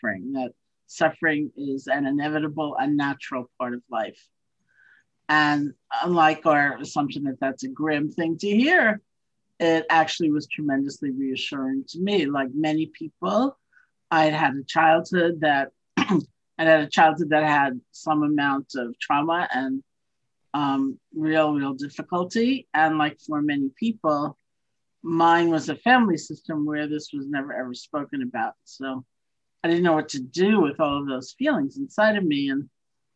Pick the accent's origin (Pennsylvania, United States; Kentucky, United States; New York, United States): New York, United States; New York City; also born or lived in Buffalo, New York; I grew up in New York City.